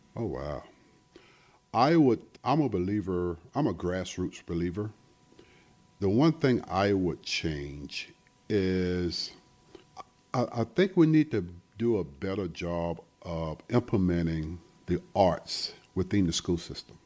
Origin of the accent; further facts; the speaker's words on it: Sumter, South Carolina, United States; moved away; back home when I grew up in Sumter, South Carolina